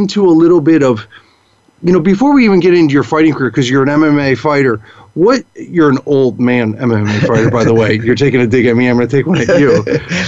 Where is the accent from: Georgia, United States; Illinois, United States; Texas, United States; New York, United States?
Illinois, United States; Chicago; I grew up in Chicago, so just the north suburbs of Chicago